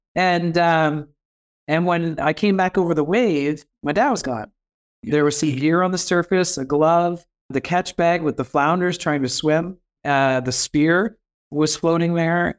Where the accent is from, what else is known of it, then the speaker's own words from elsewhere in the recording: Halifax, Nova Scotia, Canada; also born or lived in New Brunswick; So I grew up in the Maritimes. I was born in New Brunswick